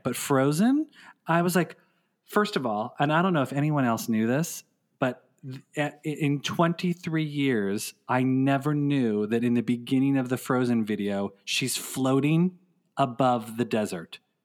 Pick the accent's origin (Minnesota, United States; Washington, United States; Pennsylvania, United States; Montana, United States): Pennsylvania, United States; Philadelphia; a radio station in Philadelphia, my hometown